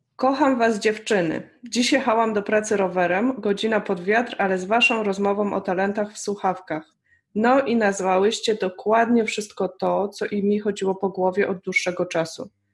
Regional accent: Poland; moved away as an adult; wyjechałam y, z Polski

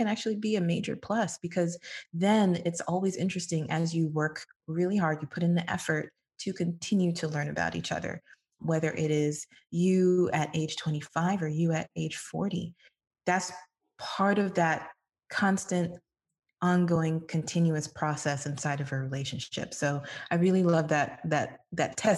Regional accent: Miami, Florida, United States; Miami is my hometown

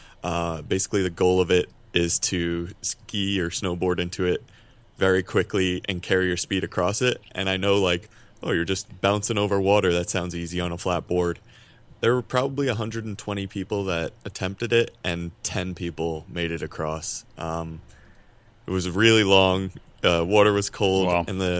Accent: New York, United States; I'm actually from the Westchester area initially, so not very far.

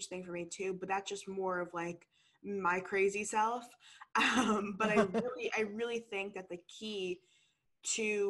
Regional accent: New York, United States; moved away as an adult; now in San Diego, United States; I'm originally from New York and I go to school in San Diego

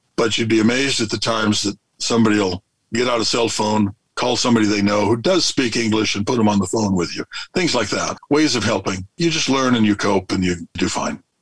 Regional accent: California, United States; moved away as an adult; we're from California, but we've been full time for 19 and a half years and just living on the road

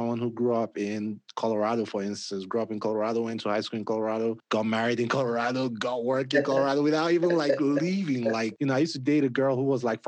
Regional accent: Nigeria; moved away; I grew up in Nigeria

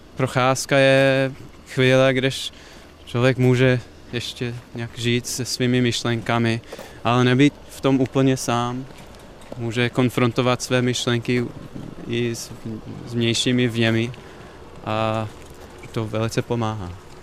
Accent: a small town in Ohio, United States; Czech is a second language; moved away as an adult; also born or lived in Iowa, United States / Chicago, United States; now in Prague, Czech Republic; Já jsem vyrostl v malém městě v Ohio

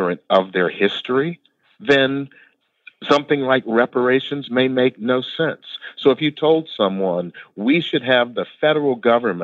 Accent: Memphis, Tennessee, United States; moved away as an adult; now in Seattle, United States; born and raised in Memphis, Tennessee, in the middle of the Civil Rights Movement

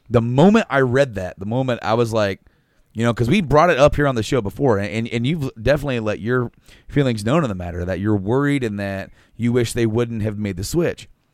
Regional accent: central Indiana, United States; where we're from, and we said, you know, from, you know, central Indiana

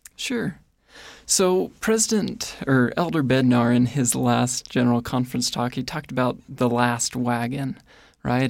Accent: Ohio, United States; moved away as an adult; now in Rexburg, United States; I grew up in Ohio

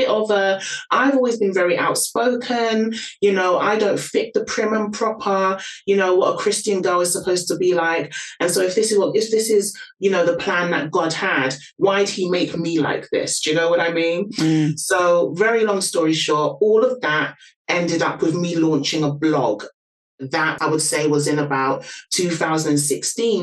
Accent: London, United Kingdom; can probably hear from my accent, born and raised in London.

